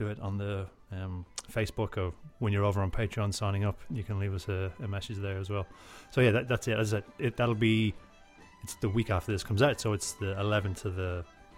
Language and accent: English; Drogheda, County Louth, Ireland; moved away; In my hometown of Drogheda.